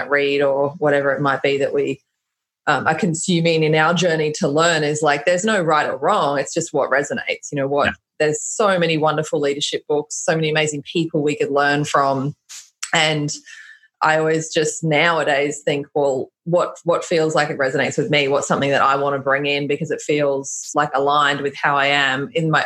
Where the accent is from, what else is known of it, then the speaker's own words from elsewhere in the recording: Australia; I'm Australian